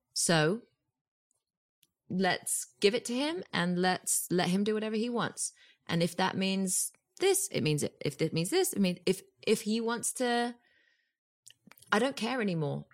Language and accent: English; United Kingdom; moved away as an adult; now in Los Angeles, United States